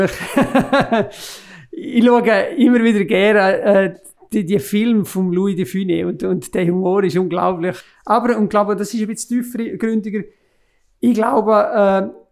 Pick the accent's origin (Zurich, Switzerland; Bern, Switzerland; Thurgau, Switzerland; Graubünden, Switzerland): Graubünden, Switzerland; Das Heidi ist, ist natürlich als, als Bündner, haben wir natürlich eine Verbundenheit mit dem Heidi.